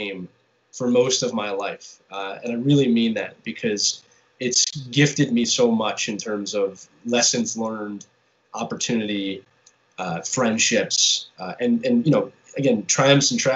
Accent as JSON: {"language": "English", "town": "Philadelphia", "region": "Pennsylvania", "country": "United States", "also_born_or_lived": "England", "said": "that's just the time I grew up in, and I'm from Philadelphia"}